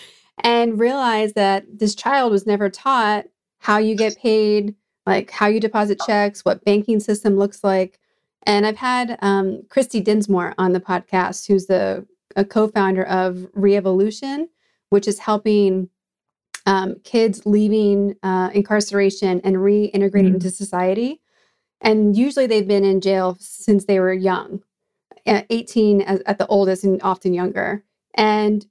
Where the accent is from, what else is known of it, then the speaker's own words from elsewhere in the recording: New England, United States; myself growing up in New England